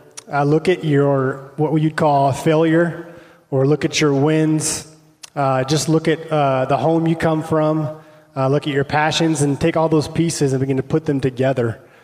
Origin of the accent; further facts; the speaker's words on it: Pasco, Washington, United States; I'm from the Tri-Cities. Best city in the world, Pasco.